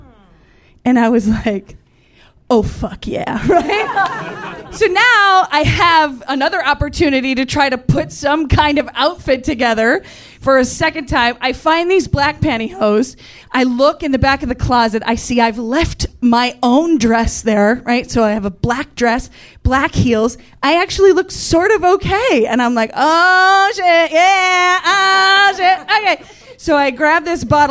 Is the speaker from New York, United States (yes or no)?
yes; Central New York, United States; moved away; I grew up in Central New York